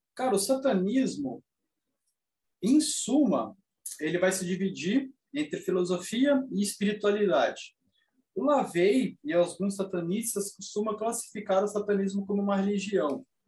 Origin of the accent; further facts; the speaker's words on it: Brazil; como bom brasileiro, a minha família em si é, tem bases no catolicismo